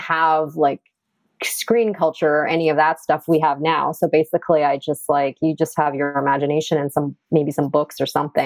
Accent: Toronto, Ontario, Canada; now in New York, United States; I grew up in a suburb of Toronto called Rexdale, Ontario

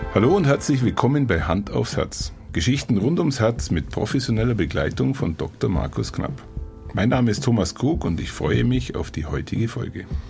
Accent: Allgäu, Germany; bei uns im Allgäu

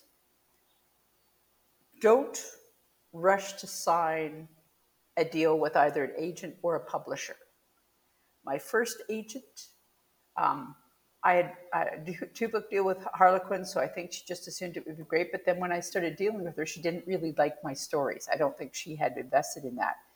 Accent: Canada; I'm Canadian

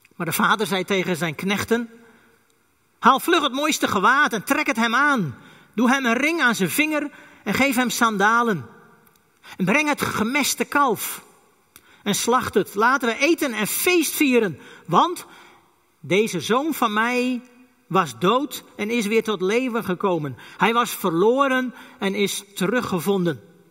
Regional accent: Friesland, Netherlands; first language West Frisian; Dutch is a second language; Ik ben een echte Fries

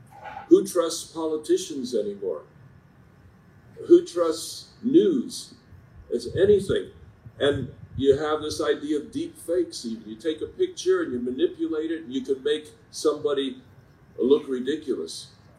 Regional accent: New York City, New York, United States; now in Loma Linda, United States; I grew up in New York City, so I've got a little bit of the big city in my heart

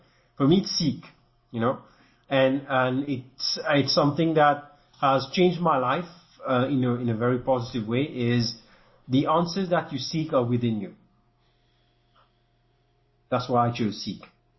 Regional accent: France; accent: French; English is a second language; you can imagine my accent is a bit French, so it's not, won't fly with everyone

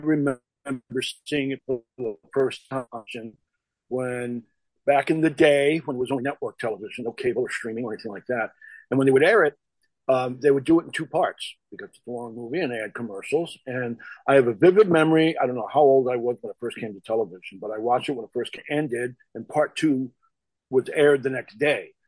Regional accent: Southern California, United States; also born or lived in New York; I'm from New York originally, but when I was about 8 years old, my parents moved to California. My family moved to California, and I pretty much did grow up here

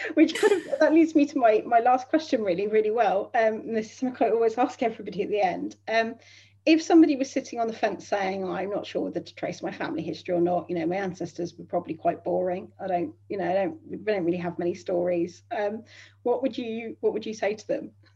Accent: southern England, United Kingdom; I'm a real southern fairy.

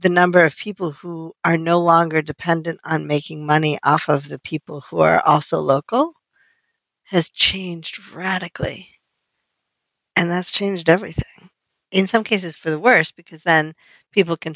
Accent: United States; I was born and raised here and I'm definitely an American

